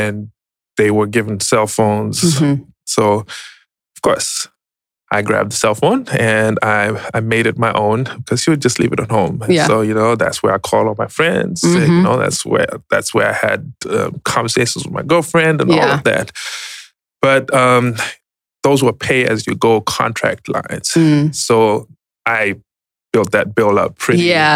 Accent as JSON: {"language": "English", "country": "Zimbabwe", "tie": "born or raised there", "moved": "as an adult", "lives_now": "Atlanta, United States", "said": "But I was born and raised in Zimbabwe, migrated to the U.S. in 2010."}